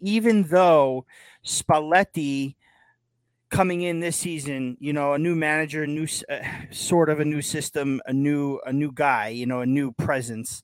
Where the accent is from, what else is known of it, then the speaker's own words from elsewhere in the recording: Yonkers, New York, United States; I'm from Yonkers